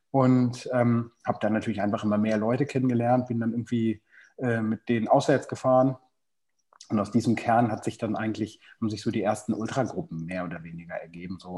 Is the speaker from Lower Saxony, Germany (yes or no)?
yes; Hanover, Lower Saxony, Germany; bin Ende 30, bin 96, bin, bin aus Hannover